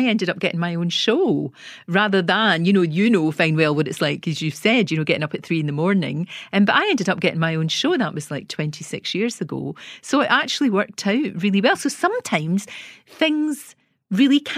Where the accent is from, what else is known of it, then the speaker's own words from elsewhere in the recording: Scotland, United Kingdom; I was told by BBC Scotland, believe it or not, that I would never make it on television because of my accent